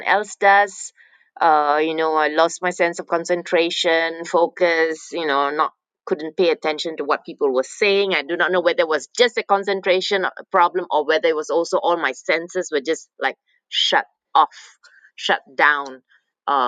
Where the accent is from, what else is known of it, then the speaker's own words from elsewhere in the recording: Malaysia; moved away as an adult; now in Norway; I was born in Malaysia. I came to Norway, and as an exchange student when I was 18